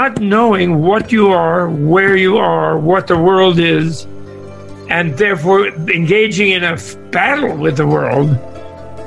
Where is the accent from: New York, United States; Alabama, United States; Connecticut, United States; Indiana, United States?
New York, United States; I grew up in New York, not in California